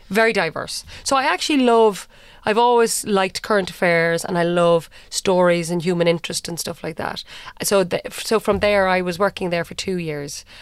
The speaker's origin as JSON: {"language": "English", "town": "Cork", "region": "Munster", "country": "Ireland", "said": "I'm from Cork, uh, went to U C C"}